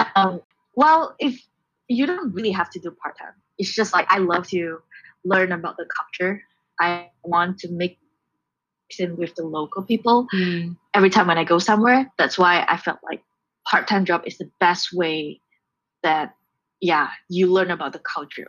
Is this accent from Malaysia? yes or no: yes; Kuala Lumpur, Malaysia; moved away as an adult; also born or lived in Aomori, Japan / Japan; now in Seattle, United States; I was born and raised in Kuala Lumpur, so I'm a city girl